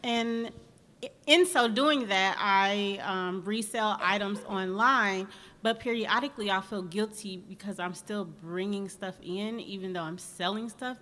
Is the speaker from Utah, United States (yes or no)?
no; Indianapolis, Indiana, United States; moved away as an adult; also born or lived in Atlanta, Georgia; I am from Indianapolis, Indiana